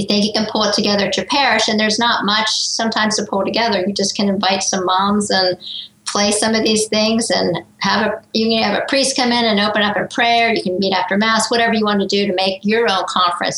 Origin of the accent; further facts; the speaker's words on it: Greenville, South Carolina, United States; my hometown here in Greenville, South Carolina